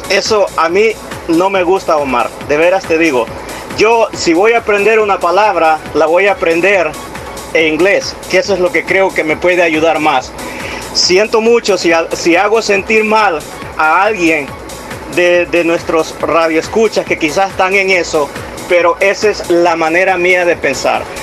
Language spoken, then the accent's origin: Spanish; El Salvador; El cubano te va a hablar siempre como cubano, el mexicano te habla como cubano. Y nosotros los salvadoreños, lamen